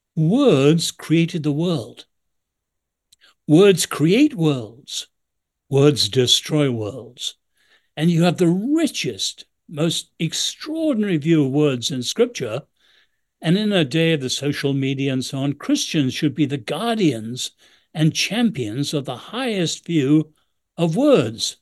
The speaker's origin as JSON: {"language": "English", "region": "England", "country": "United Kingdom", "moved": "yes", "lives_now": "United States", "said": "I'm a great admirer of this country, I'm still English"}